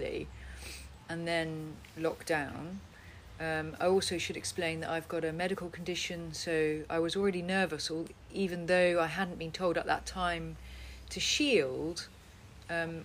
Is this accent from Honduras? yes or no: no; Netherlands; moved away; my Dutch ballet friends from when I was brought up in Holland